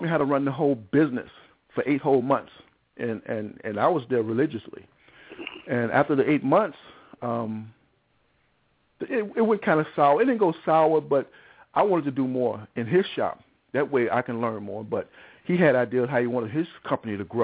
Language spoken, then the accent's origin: English; Chicago, Illinois, United States; also born or lived in Englewood, Chicago; I was from Cabrini Green